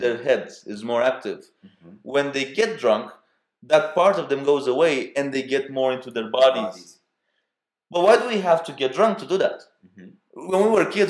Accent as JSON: {"language": "English", "country": "Romania", "tie": "born or raised there", "second_language": "English", "moved": "yes", "said": "The way I was brought up in Romania"}